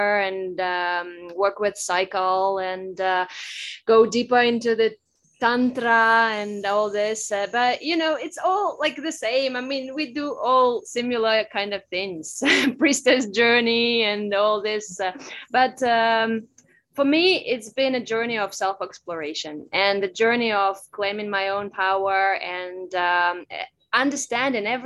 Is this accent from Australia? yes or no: no; Russia; also born or lived in United States; now in Bali, Indonesia; I was born and raised in Russia